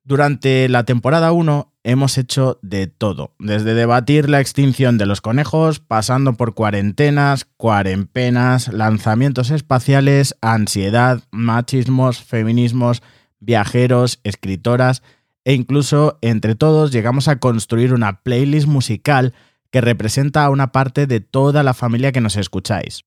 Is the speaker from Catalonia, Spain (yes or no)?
yes; Barcelona, Catalonia, Spain; moved away as an adult; now in Madrid, Spain; Soy de Barcelona, pero actualmente resido en Madrid por cuestiones laborales y creativas.